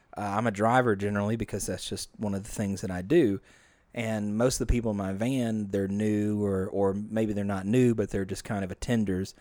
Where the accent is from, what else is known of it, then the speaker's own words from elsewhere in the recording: Bethany, Louisiana, United States; also born or lived in Bossier City, Louisiana / Shreveport, Louisiana; grew up in Bethany, Louisiana before moving to Bossier when I was a mere thirteen